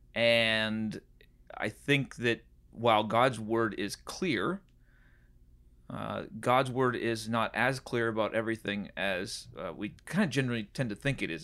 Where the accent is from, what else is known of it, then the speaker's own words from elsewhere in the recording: Puget Sound area, Washington, United States; moved away; also born or lived in San Diego, California / Nashville, Tennessee / Chicago; I grew up in kind of San Diego and then in, uh, the Puget Sound area in Washington.